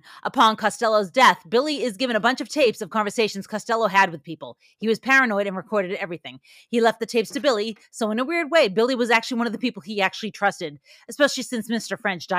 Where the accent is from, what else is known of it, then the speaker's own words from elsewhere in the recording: Ireland; I'm never going to leave. I'm an Irishman. I'll just stay in a bad relationship forever.